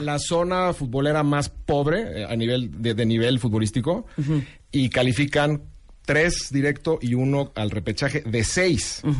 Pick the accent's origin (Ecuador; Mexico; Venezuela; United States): Mexico